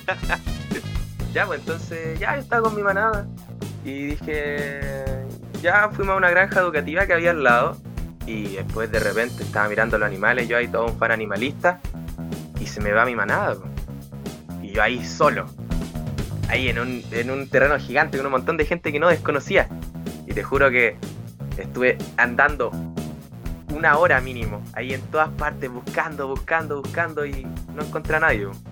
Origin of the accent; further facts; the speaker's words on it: Chile; Yo, como buen chileno